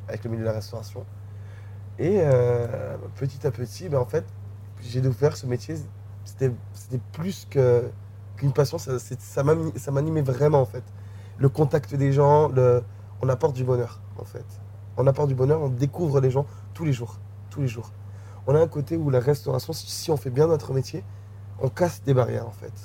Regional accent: Guadeloupe; moved away as an adult; also born or lived in New Caledonia; j'ai 5-6 ans jusqu'à mes 19 euh, ans, 19-20 ans, j'ai grandi en Guadeloupe

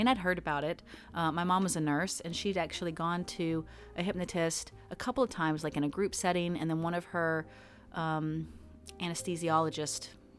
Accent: Greensboro, North Carolina, United States; born there; I was born here in Greensboro.

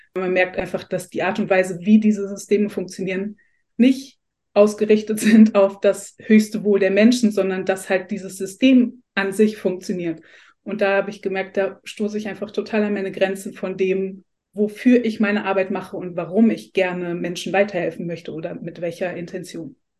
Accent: Essen, North Rhine-Westphalia, Germany; ich komme aus Essen

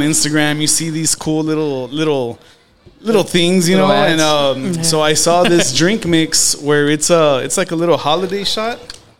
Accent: Modesto, California, United States; also born or lived in Canada; I was, you know, from Modesto, California.

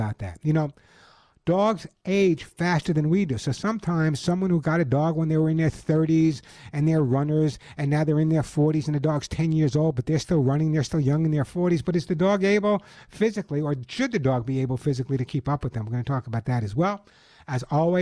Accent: New York City, New York, United States; accent: New York; moved away; I'm a New Yorker by my accent

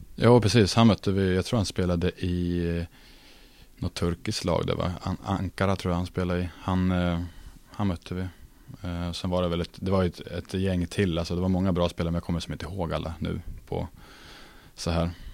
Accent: Norrköping, Östergötland, Sweden; moved away as an adult; now in Luleå, Sweden; stannat hemma i Norrköping

